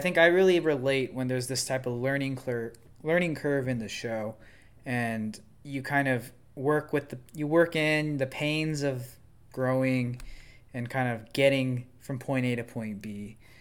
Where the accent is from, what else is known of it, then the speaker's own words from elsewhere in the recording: United States; I'm an American